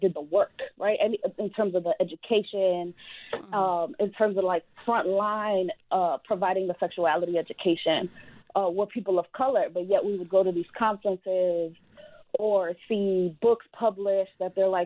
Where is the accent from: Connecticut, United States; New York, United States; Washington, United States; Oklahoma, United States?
New York, United States; I come from New York